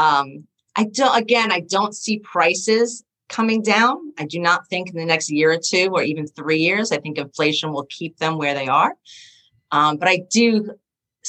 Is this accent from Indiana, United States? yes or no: no; Oceanside, New York, United States; also born or lived in Brooklyn / Maryland; I grew up in Oceanside